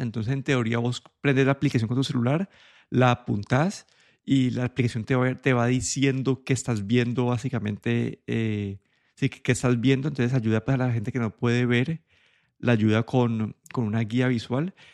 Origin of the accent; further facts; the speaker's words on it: Colombia; moved away; yo cuando creciendo en Colombia